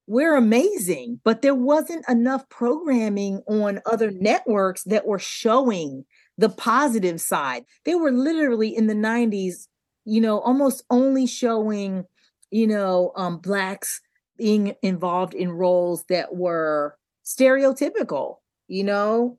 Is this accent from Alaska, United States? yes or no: no; Delaware, United States; We grew up in Delaware